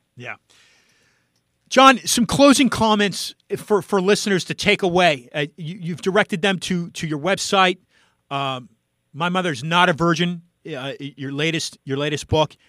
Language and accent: English; San Francisco, California, United States; I hail from San Francisco